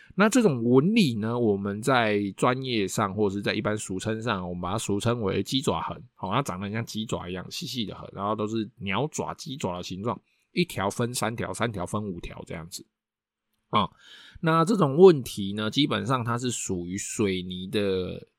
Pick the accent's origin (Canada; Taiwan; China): Taiwan; 我们台湾人